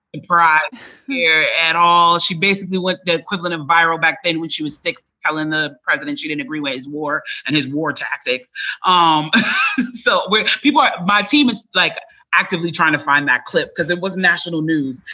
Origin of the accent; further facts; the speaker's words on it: Chicago, Illinois, United States; moved away as an adult; now in Atlanta, United States; as a child, I grew up in Chicago